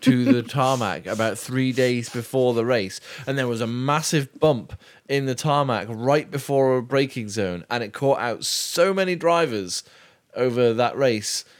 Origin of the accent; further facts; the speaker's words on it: United Kingdom; I'm British